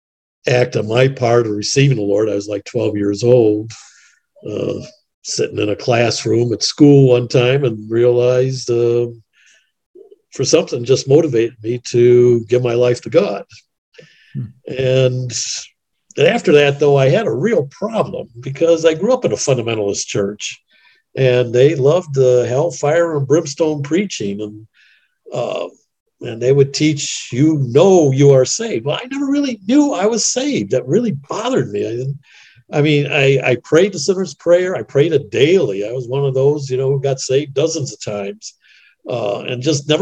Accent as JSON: {"language": "English", "town": "Chicago", "region": "Illinois", "country": "United States", "tie": "born or raised there", "also_born_or_lived": "Denver / Washington, D.C. / Kansas City / Indiana", "said": "I grew up in Chicago, actually."}